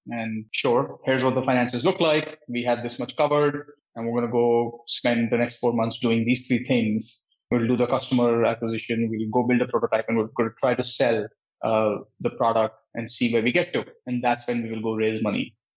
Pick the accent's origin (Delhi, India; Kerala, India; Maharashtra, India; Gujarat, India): Delhi, India; New Delhi; moved away as an adult; also born or lived in Patiala, India / Santa Cruz, California; now in United States; I was born and brought up in India, in New Delhi.